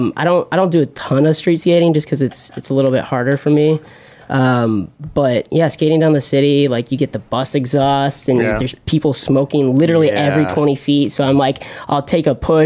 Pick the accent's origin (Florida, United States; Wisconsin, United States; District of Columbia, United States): Florida, United States; moved away as an adult; now in New York City, United States; I grew up in Florida. I was born and raised in Florida, and I lived like 10 minutes from the beach